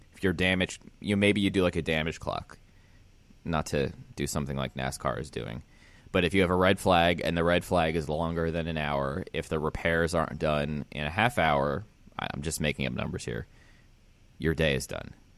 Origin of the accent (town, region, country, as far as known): Pennsylvania, United States; born or raised there; moved away